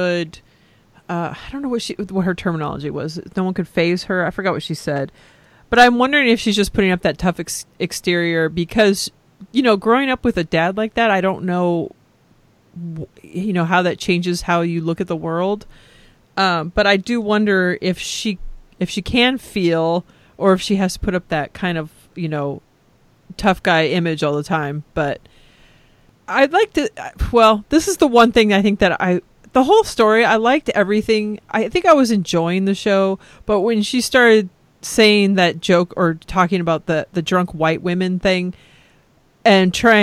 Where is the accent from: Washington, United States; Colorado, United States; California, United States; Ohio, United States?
California, United States; moved away; also born or lived in Texas; I'm Californian